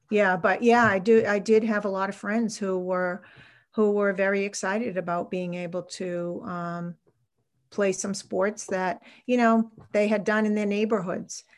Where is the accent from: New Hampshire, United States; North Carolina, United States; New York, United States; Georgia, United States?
New Hampshire, United States; Salem; I'm a New Hampshire native. I grew up in Salem, New Hampshire, which is a town on the Massachusetts border.